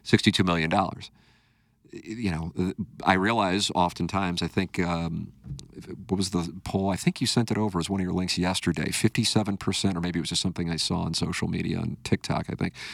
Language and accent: English; St. Louis, Missouri, United States; my hometown